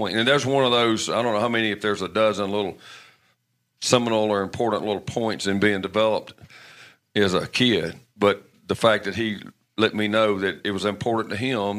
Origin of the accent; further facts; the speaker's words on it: Alabama, United States; I grew up hunting in Alabama